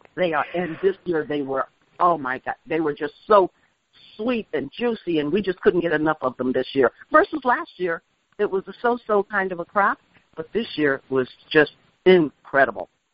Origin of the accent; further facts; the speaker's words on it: Chicago, Illinois, United States; also born or lived in Mississippi; now in Edgefield County, United States; I was born and raised in Chicago